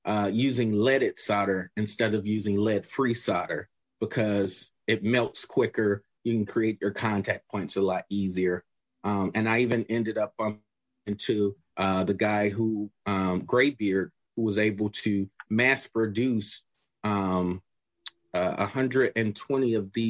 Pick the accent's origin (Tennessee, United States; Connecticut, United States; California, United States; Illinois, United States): Illinois, United States; Chicago; Well, growing up in Chicago, I'm pretty sure that with anyone who's talking about Chicago and that's from Chicago, they have different opinions